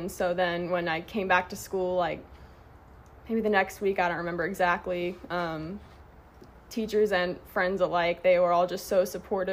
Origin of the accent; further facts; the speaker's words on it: Houston, Texas, United States; moved away; I'm originally from Houston. I've lived in the South my entire life